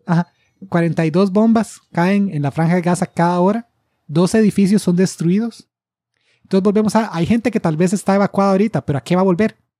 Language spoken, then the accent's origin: Spanish; Costa Rica